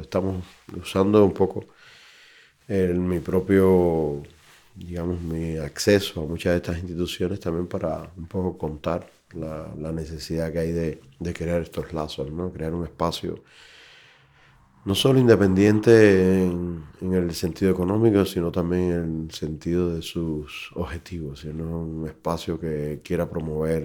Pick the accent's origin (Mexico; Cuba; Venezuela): Cuba; moved away as an adult; also born or lived in Brazil; now in Madrid, Spain; Me fui de Cuba en el año 2006, me fui a Brasil con una residencia y luego decidimos establecernos aquí